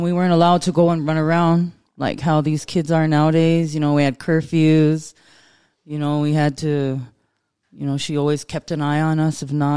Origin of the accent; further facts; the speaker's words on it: Lodge Grass, Montana, United States; I grew up in Lodgegrass. I've lived there my whole life.